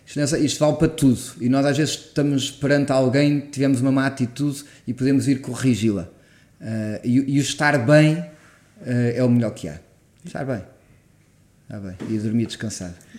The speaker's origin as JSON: {"language": "Portuguese", "country": "Portugal", "said": "enquanto português"}